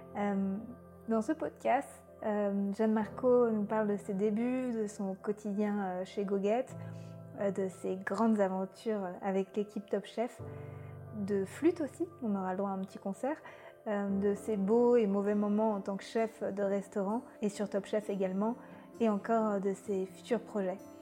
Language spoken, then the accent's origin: French; Brittany, France; moved away; also born or lived in Paris; je cueillais des petits pois quand j'étais petite en Bretagne